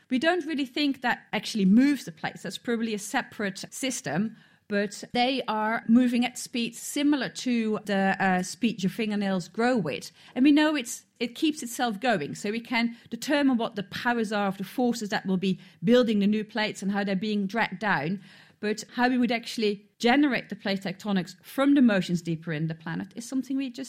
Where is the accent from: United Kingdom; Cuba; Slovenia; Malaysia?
United Kingdom; Cambridge, East of England; Hi, I'm … from Cambridge.